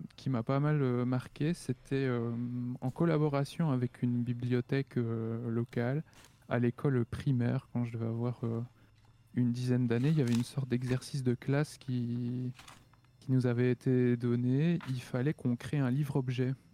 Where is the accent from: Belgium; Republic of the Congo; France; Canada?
Belgium; je suis belge